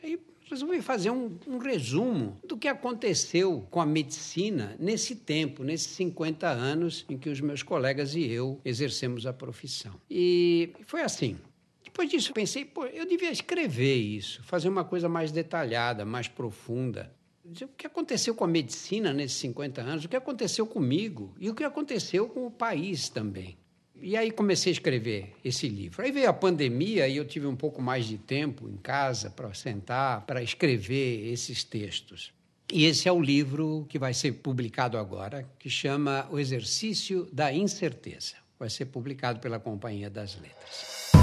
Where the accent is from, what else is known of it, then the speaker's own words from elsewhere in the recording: São Paulo, Brazil; Eu nasci num bairro operário, bairro do Brás